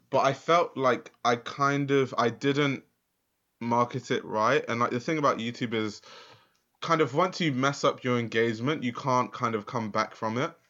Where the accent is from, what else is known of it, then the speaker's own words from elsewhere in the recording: London, United Kingdom; I grew up in Lewisham